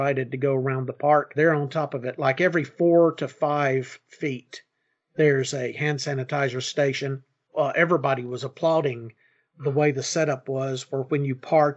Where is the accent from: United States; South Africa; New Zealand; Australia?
United States